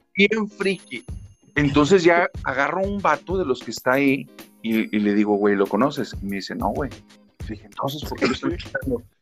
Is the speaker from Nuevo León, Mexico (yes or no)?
yes; Monterrey, Nuevo León, Mexico; soy de Monterrey, Nuevo León.